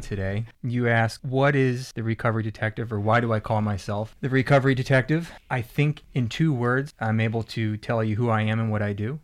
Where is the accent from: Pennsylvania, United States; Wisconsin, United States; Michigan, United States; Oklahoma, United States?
Pennsylvania, United States; moved away; I'm from Pennsylvania, and we kinda had this East Coast vibe thing going on